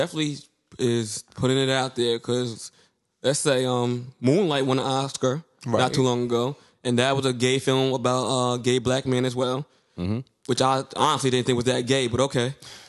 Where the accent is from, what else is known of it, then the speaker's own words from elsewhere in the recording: New York City, New York, United States; You're from Brooklyn, I'm from Brooklyn, Drew's from Brooklyn, and the '90s was a different time. And we all grew up in that 90 era